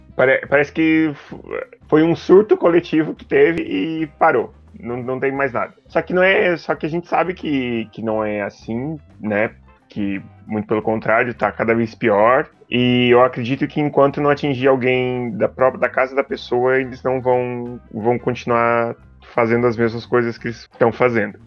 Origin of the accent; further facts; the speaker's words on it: Joinville, Santa Catarina, Brazil; now in Curitiba, Brazil; eu sou de Joinville, né, moro em Curitiba, mas eu sou de Joinville